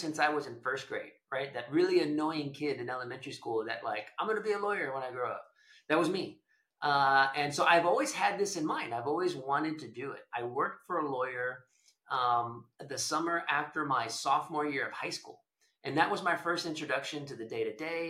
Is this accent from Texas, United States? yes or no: yes; Edinburg, Texas, United States; also born or lived in Austin, Texas / Houston, Texas; I was born and raised in South Texas in a town called Edinburgh. It's in the McAllen-Brownsville area